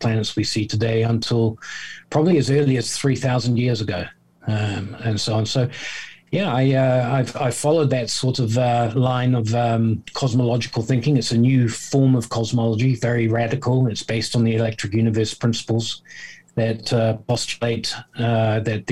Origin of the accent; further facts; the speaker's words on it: New Zealand; moved away as an adult; also born or lived in South Africa / Southeast Asia; now in United Kingdom; I was born in South Africa, brought up in New Zealand. I've spent many years in Southeast Asia as an adult. I'm now living in the UK.